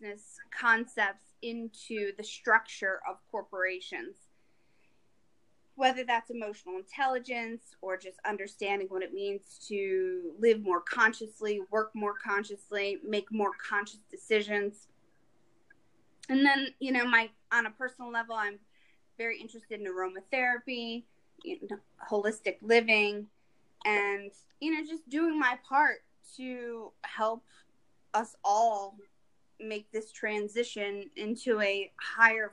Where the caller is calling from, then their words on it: Rhode Island, United States; I'm calling in from Rhode Island